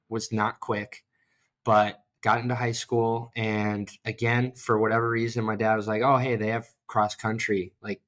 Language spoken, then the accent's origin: English; New York, United States; moved away as an adult; also born or lived in Rochester, New York / Norwich, New York / Buffalo, New York; now in Columbus, United States; I grew up in New York, moved around Rochester, small town called Norwich, and then ended up in Buffalo